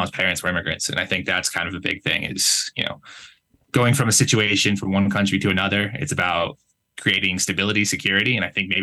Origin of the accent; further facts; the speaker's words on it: Connecticut, United States; moved away as an adult; also born or lived in Playa del Carmen, Mexico; now in Guadalajara, Mexico; growing up in Connecticut in general. And the area I'm from is generally a pretty wealthy area